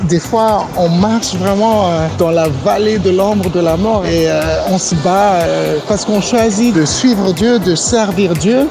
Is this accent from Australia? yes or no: no; Madagascar; also born or lived in Réunion; mon pays Natal, Madagascar